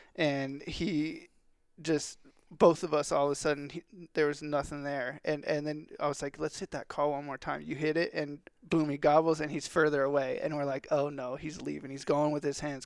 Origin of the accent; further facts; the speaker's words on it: Texas, United States; also born or lived in California; I'm from Texas